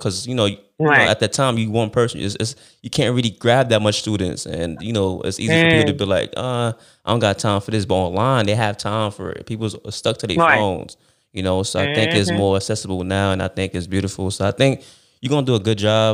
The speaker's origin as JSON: {"language": "English", "town": "New York City", "region": "New York", "country": "United States", "said": "So I'm from Brooklyn"}